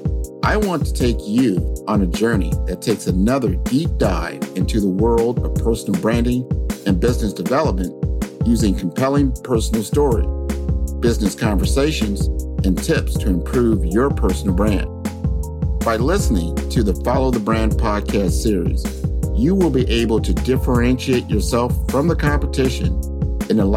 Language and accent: English; Omaha, Nebraska, United States; my hometown of Omaha, Nebraska.